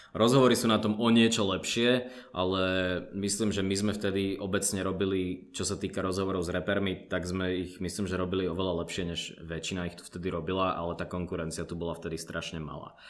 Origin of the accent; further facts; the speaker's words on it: Slovakia; Ja pochádzam odtiaľto zo Slovenska, ale môj otec je palestínčan, čiže som polovičný Arab palestínčan